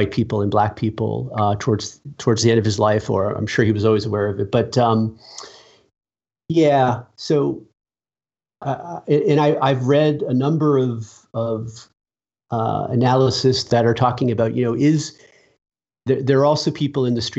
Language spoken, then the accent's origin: English; Boston, Massachusetts, United States; I grew up in Massachusetts, Irish Catholic parents